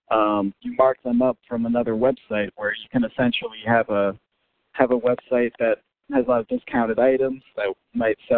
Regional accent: Connecticut, United States; also born or lived in Middle East; now in New Orleans, United States; I'm originally from Connecticut, grew up there, and uh, very briefly in the Middle East actually

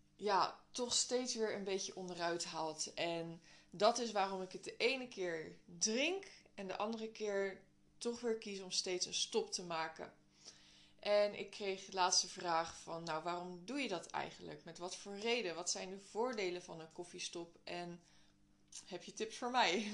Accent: Netherlands; wij als Nederlanders

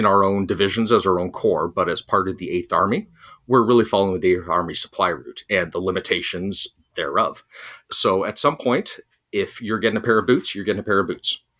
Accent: Canada

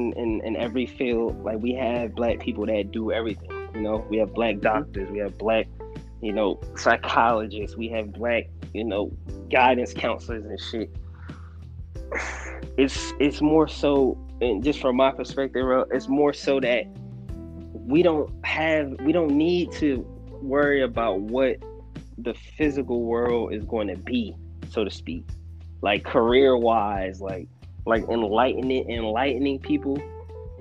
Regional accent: United States; us being American black

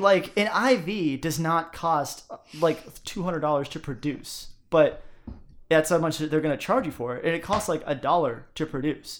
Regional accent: United States; as an American

